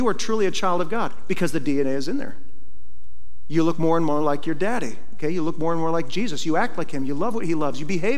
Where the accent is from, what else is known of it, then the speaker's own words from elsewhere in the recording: Iowa, United States; moved away; when I was a kid, I grew up in Iowa